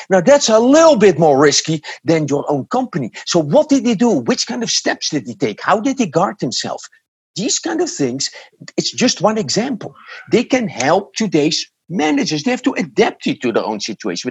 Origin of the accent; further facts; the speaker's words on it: Netherlands; English is a second language; moved away as an adult; now in United States; I was born in the Netherlands and I lived there for the first 46 uh, years